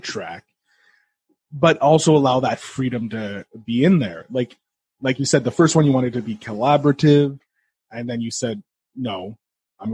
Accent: Canada; I am Canadian

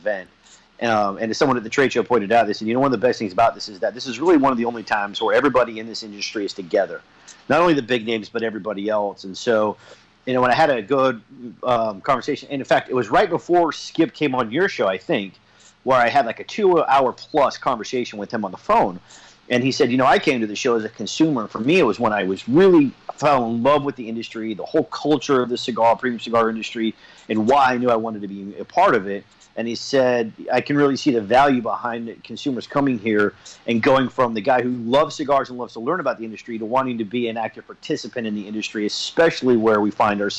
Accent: Salt Lake City, Utah, United States; moved away; I grew up in Salt Lake City, Utah

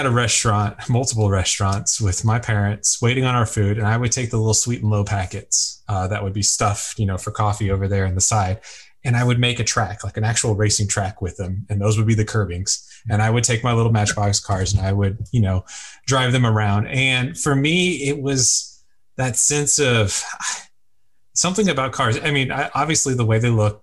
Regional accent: Houston, Texas, United States; also born or lived in Philadelphia; I'm a Texas boy. I'm from Houston originally, and we've got space here

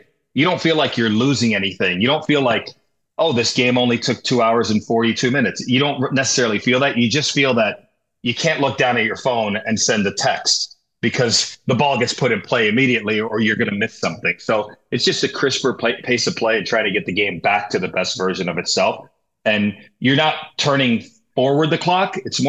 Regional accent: San Diego, California, United States; You see growing up in San Diego, you know, when I was coming up, we had in our conference, we had three guys that threw 90.

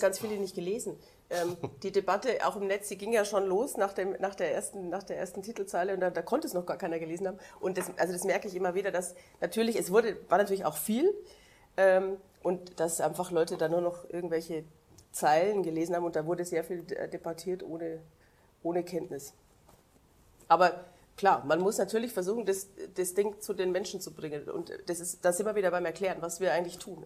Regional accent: Upper Palatinate, Bavaria, Germany; ich komme zum Beispiel aus dem Dorf in der Oberpfalz

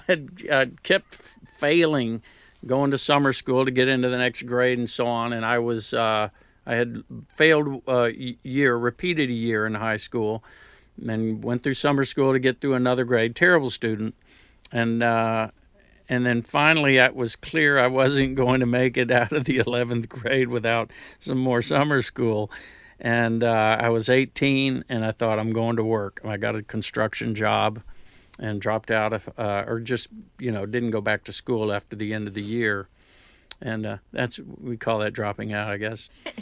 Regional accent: Houston, Texas, United States; accent: New Jersey; also born or lived in New Jersey; Three of us were born in New Jersey, and then she would go back to Houston. And so I grew up in Houston, but I kept the Jersey accent.

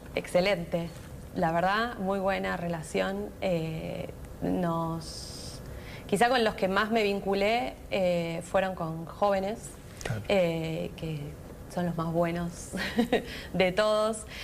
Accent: Argentina; also born or lived in China; soy de Argentina

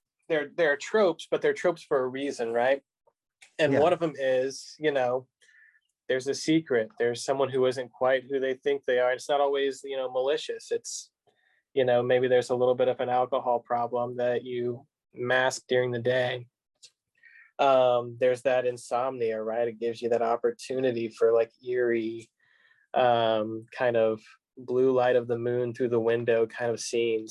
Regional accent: Kentucky, United States; I'm not from Lexington. I'm from a town about 30 minutes east of here.

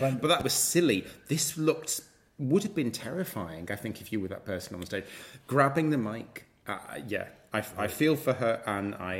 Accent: United Kingdom; I'm British

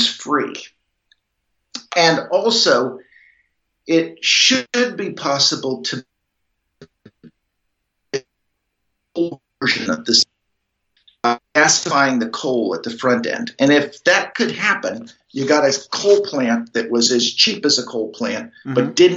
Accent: Lewisburg, Pennsylvania, United States; I grew up in Lewisburg

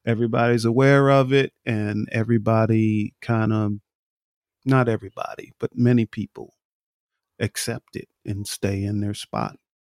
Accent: New York, United States; moved away; I grew up in New York

